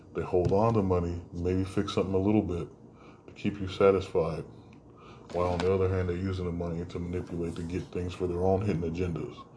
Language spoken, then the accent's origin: English; United States; we had as American citizens